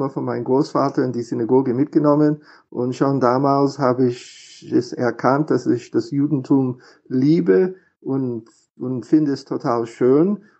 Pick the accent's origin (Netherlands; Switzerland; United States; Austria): United States; Philadelphia, Pennsylvania; German is a second language; now in Germany; Ich bin in den USA in Philadelphia geboren und aufgewachsen, habe meine Ausbildung in Yeshiva University in New York gemacht